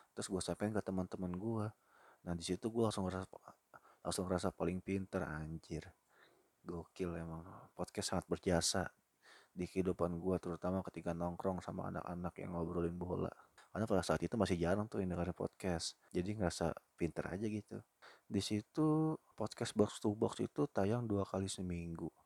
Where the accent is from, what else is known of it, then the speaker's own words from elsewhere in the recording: Bekasi, West Java, Indonesia; sebagai penduduk kota Bekasi, ini gue orang Bekasi yang kerja di Jakarta